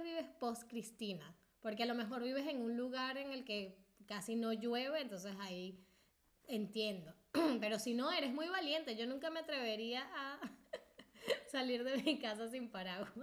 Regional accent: Venezuela; nosotros le decimos, yo uh, en Venezuela le diría

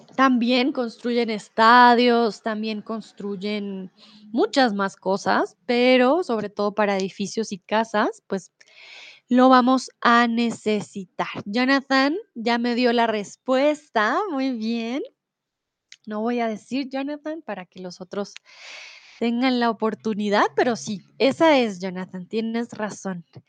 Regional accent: Bogotá, Colombia; moved away as an adult; now in Germany; soy de Colombia, de Bogotá, comúnmente vivo en Alemania

